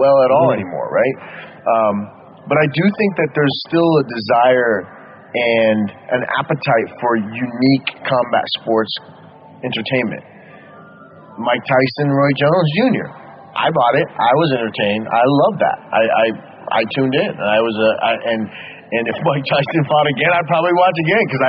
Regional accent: Baghdad, Baghdad Governorate, Iraq; moved away; also born or lived in United States; I was born in Iraq, Baghdad, Iraq

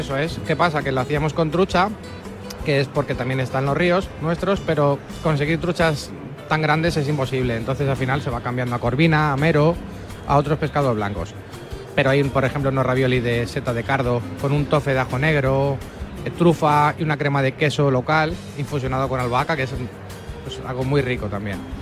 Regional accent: Guadalajara, Castilla-La Mancha, Spain; soy de Guadalajara

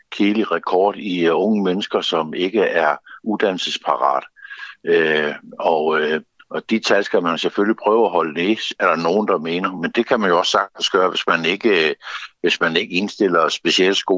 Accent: Zealand, Denmark; lokallisten Lolland, hvor jeg kommer fra

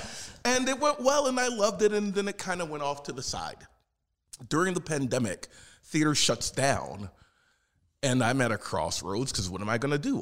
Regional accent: Philadelphia, Pennsylvania, United States; moved away; I am originally from South Philadelphia, Pennsylvania

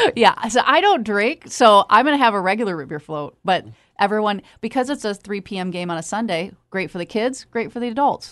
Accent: Michigan, United States; I've lived here all my life

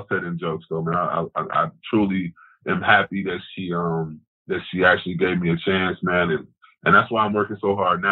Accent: Chicago, Illinois, United States; growing up in Chicago

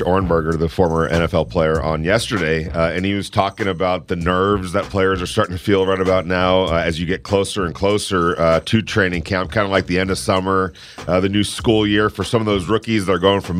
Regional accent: Ventura, California, United States; I remember when I was a kid growing up in Ventura, California

